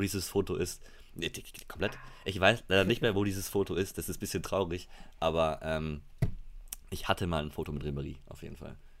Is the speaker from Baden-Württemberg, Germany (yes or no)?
no; Munich, Bavaria, Germany; ich bin gebürtiger Münchner, deswegen bin ich FC Bayern-Fan